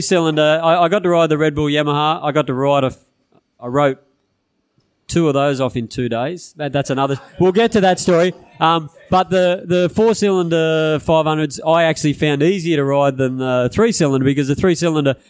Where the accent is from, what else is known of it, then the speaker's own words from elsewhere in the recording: Narrabri, New South Wales, Australia; I was from Narrabri